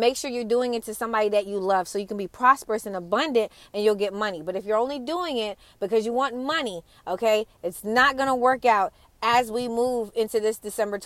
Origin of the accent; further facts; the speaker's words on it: Atlanta, Georgia, United States; I'm from Atlanta